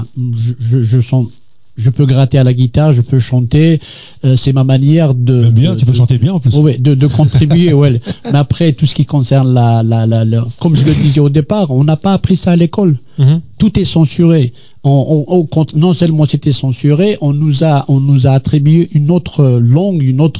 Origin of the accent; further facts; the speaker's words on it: Algiers, Algiers Province, Algeria; born there; first language Kabyle; Je suis né à Alger. J'ai toujours euh, parlé kabyle, l'arabe, ce qu'on appelle dialectal, mhm. l'algérien, quoi.